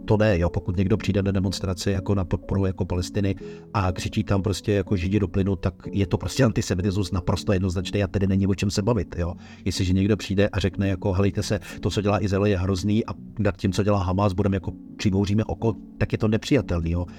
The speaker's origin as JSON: {"language": "Czech", "region": "Bohemia", "country": "Czechia", "tie": "born or raised there", "said": "kteří jsme se narodili v Čechách"}